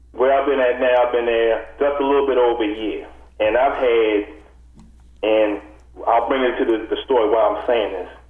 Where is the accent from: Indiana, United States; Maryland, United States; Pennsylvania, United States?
Maryland, United States; Baltimore; moved away as an adult; I was a city resident, a former city resident, uh, I was born and raised in Baltimore City, educated in Baltimore City.